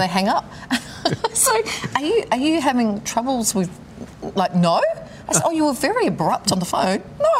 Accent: Nigeria; I'm a marketer from Nigeria.

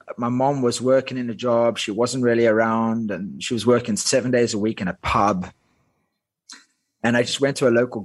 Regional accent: Cape Town, Western Cape, South Africa; first language Afrikaans; English is a second language; moved away as an adult; also born or lived in United Kingdom / Dubai / Thailand; I grew up in Cape Town, South Africa

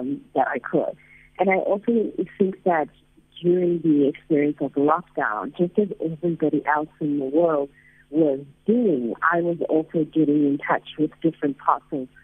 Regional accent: South Africa; moved away

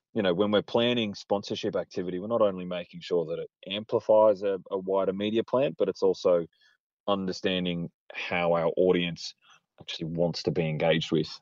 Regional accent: Australia; born or raised there

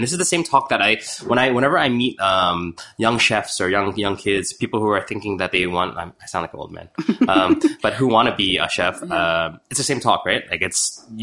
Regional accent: Chicago, Illinois, United States; moved away; also born or lived in Toronto; I was born in Toronto, but yeah. I grew up in Chicago, in Chinatown

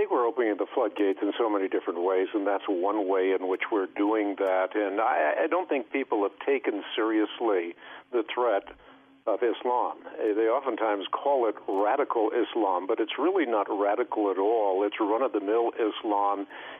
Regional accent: Netherlands; moved away; I know we immigrated from Holland. Well, the first thing that we did is we found a community of Dutch people, so we'd go to church and understand what was going on in the sermon.

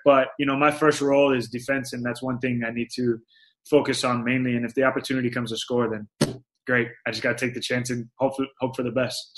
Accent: Florida, United States; moved away as an adult; now in Phoenix, United States; I was born and raised in Florida

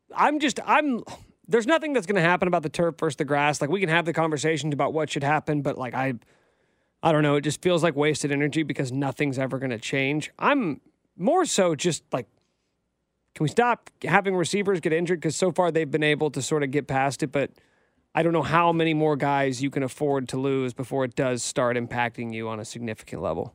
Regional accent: United States; We are American

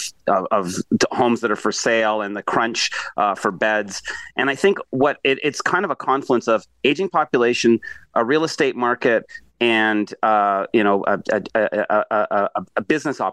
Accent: Australia; now in Toronto, Canada; I was born in Australia and I'm half Jamaican.

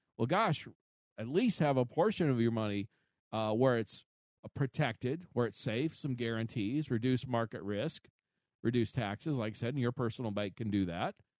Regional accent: United States; we as an American people

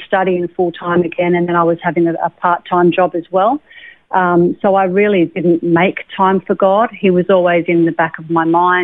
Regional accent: Lennox Head, New South Wales, Australia; born or raised there; also born or lived in Sydney

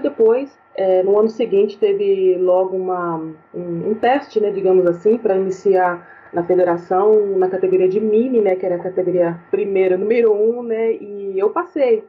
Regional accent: Santo André, São Paulo, Brazil; aqui em Santo, em Santo André, na cidade onde eu nasci

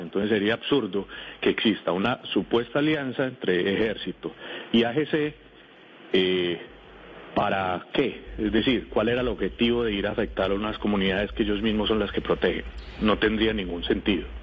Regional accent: Rionegro, Antioquia, Colombia; Yo soy de Río Negro, Antioquia

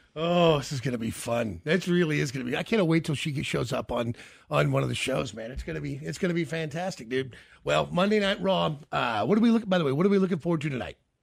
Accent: Kansas City, United States; when we were growing up in Kansas City

